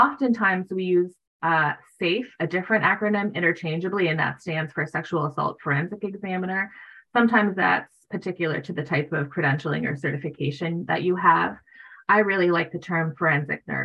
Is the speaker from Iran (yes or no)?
no; Canada; now in Maine, United States; I was born in Canada